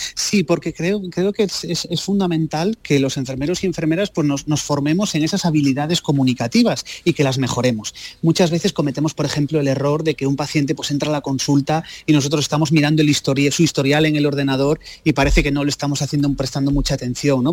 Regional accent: Lugo, Galicia, Spain; Yo que soy de Lugo la conozco, la conozco bien también, es España vaciada.

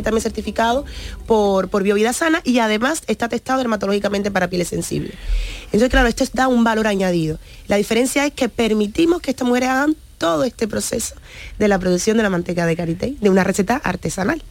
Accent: Cuba; born or raised there; moved away

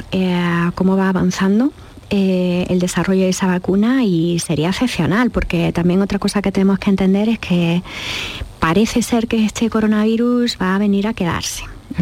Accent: Jaén, Andalusia, Spain; moved away as an adult; also born or lived in United States / Freiburg, Germany / Boston; yo nací en Jaén y estoy en Jaén

